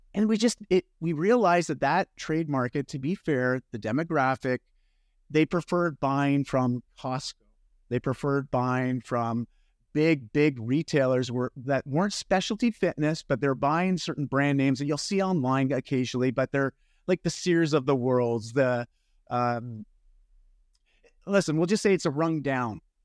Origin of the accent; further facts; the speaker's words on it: Canada; I'm Canadian. Don't worry about it if you get my accent there.